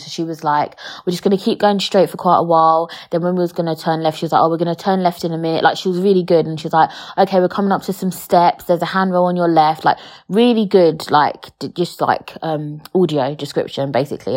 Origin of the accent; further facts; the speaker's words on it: London, United Kingdom; I weren't born and raised in London.